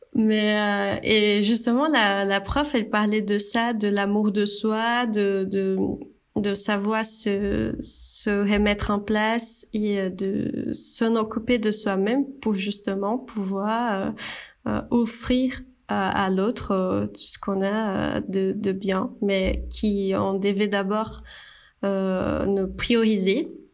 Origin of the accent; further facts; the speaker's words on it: Brazil; French is a second language; moved away as an adult; now in France; je suis brésilienne. Là, euh, on entend ce petit accent